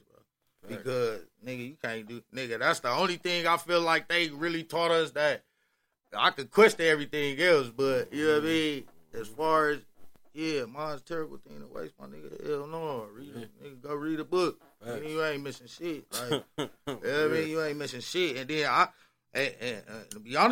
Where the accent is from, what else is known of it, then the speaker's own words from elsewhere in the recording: Milwaukee, Wisconsin, United States; growing up in Milwaukee